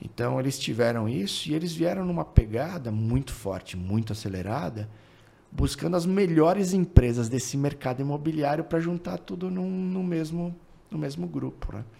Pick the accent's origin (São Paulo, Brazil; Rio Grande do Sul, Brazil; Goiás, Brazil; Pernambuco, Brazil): São Paulo, Brazil; moved away as an adult; also born or lived in Goiânia; nunca saí de São Paulo